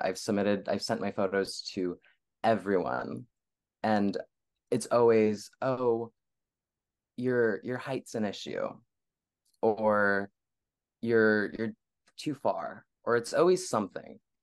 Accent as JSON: {"language": "English", "area": "Bay Area", "region": "California", "country": "United States", "tie": "born or raised there", "also_born_or_lived": "Los Angeles, California", "said": "I was born and raised in the Bay Area, California."}